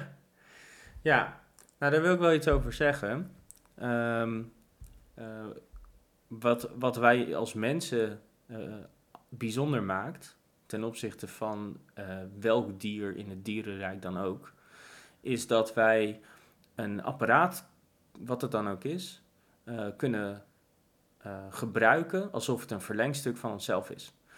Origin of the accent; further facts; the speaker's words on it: Netherlands; ik ben een Nederlander